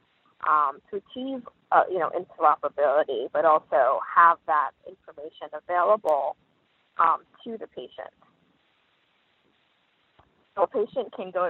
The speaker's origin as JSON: {"language": "English", "town": "New York City", "region": "New York", "country": "United States", "tie": "born or raised there", "said": "I grew up in New York City."}